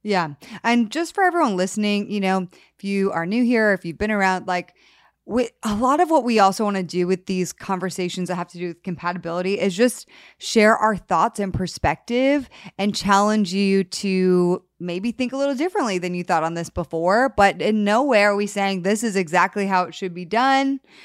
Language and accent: English; Connecticut, United States; I grew up in Connecticut